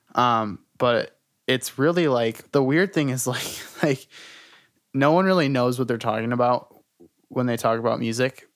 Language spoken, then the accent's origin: English; Detroit, Michigan, United States; I'm from Detroit. I'm from, like, Metro Detroit area. Um, born and raised, pretty much.